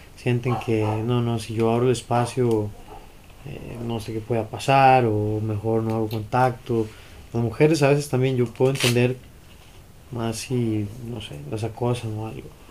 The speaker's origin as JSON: {"language": "Spanish", "country": "Costa Rica", "said": "volver a ser ticos"}